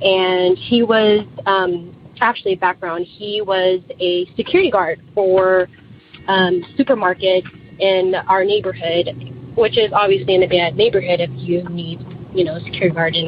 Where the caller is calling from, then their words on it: Sacramento, California, United States; I'm calling from Sacramento, California.